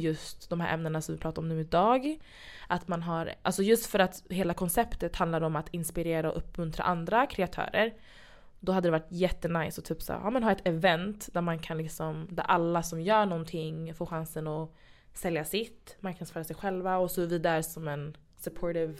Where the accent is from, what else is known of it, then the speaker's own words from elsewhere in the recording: Sweden; Jag är från Kenya och Ghana. Eh, East West, född i Sverige